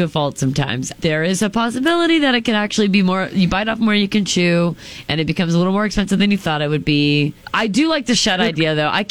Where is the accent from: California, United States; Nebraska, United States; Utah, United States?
Nebraska, United States; Unadilla; I'm from Unadilla.